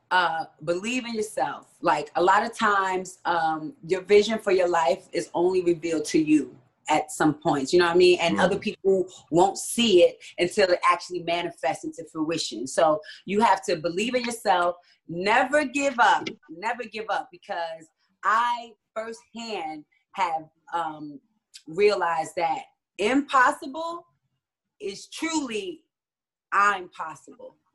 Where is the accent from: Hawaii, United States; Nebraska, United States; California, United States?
Hawaii, United States; I'm a, my family. I'm from Hawaii, so when I first saw it, I really connected with the meaning of you know just water